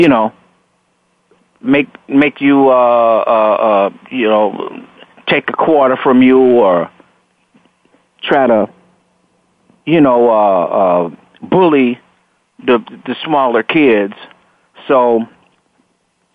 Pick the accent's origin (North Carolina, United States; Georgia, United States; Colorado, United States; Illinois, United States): Illinois, United States; Chicago; also born or lived in Robbins, Illinois; moved out here to Robbins, Illinois, from the west side of Chicago